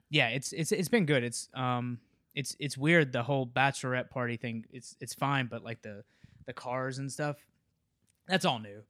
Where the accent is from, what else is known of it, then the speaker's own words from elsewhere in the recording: Memphis, Tennessee, United States; moved away; I grew up in Memphis